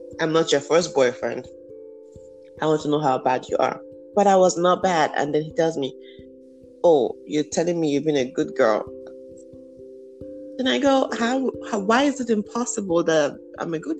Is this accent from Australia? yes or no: no; Nigeria; moved away; That's how we say it in Nigeria growing up